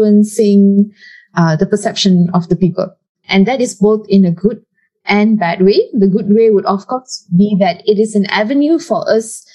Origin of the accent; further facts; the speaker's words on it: Taiping, Perak, Malaysia; moved away; I go back home to my hometown, which is in Taiping, Perak